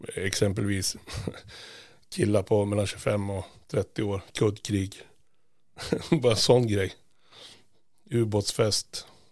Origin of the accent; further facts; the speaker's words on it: Sweden; lite blåögda svenskar